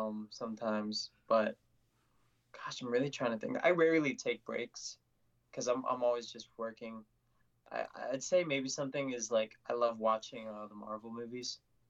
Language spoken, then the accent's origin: English; the South, United States; accent: Southern; I think I have a little bit of Southern in my accent just because I did grow up in the South.